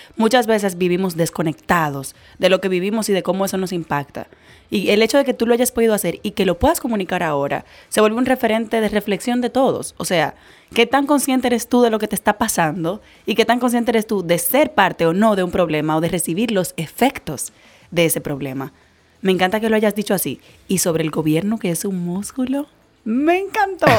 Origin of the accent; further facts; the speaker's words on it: Dominican Republic; como dominicana